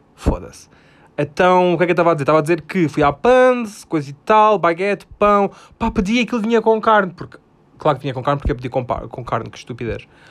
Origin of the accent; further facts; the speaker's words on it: Alentejo, Portugal; Eu sou do Alentejo.